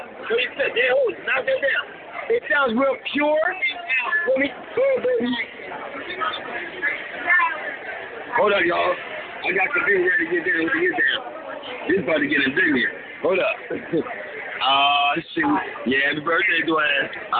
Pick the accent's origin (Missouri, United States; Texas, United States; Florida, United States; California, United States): California, United States; Los Angeles; I'm from West LA, uptown.